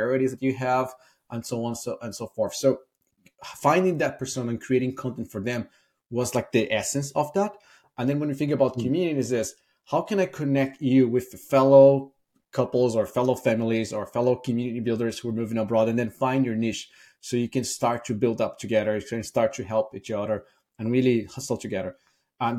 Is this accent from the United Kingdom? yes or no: no; Brazil; moved away as an adult; also born or lived in Ireland; now in San Francisco, United States; I'm originally from Brazil. I moved to Ireland in 2008, so that's 15 years ago.